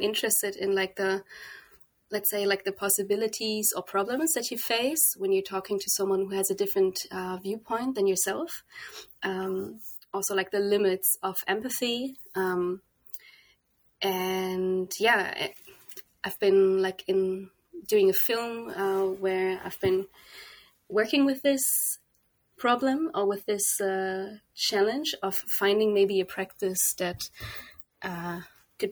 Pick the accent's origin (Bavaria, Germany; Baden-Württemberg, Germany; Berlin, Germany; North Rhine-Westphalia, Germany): North Rhine-Westphalia, Germany; Kempen; moved away as an adult; also born or lived in The Hague, Netherlands; I was born in Germany, in the west of Germany, quite close to the Dutch border also, in a little town called Kempen